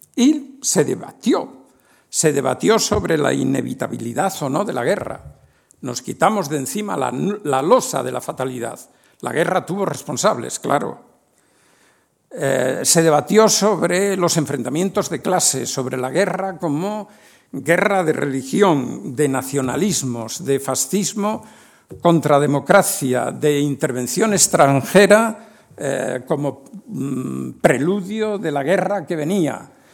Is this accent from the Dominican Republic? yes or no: no; Spain; Un español de 25 o 30 años en 1970